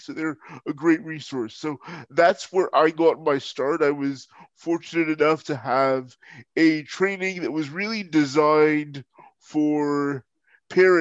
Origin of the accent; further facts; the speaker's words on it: Holland, Ohio, United States; I'm from Holland, Ohio, which is near Toledo, Ohio